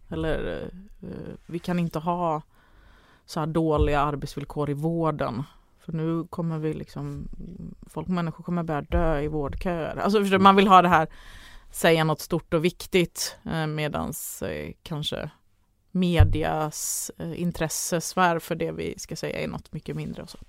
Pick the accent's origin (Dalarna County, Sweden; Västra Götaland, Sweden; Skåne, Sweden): Skåne, Sweden; Ängelholm; jag är född i Ängelholm då, så det var ju någon, någon flyktingbostäder där